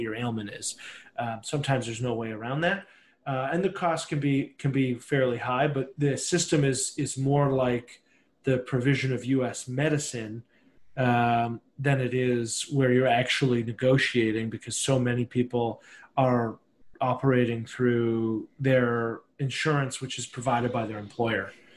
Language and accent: English; Canada; I'm Canadian